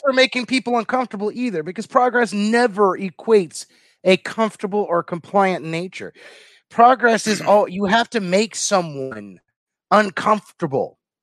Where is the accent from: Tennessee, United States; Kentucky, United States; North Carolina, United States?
Kentucky, United States; from my home state of Kentucky